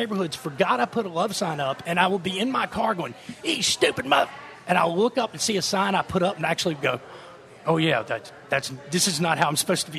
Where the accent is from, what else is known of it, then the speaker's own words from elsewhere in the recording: Monroe, Louisiana, United States; now in New Orleans, United States; growing up in Monroe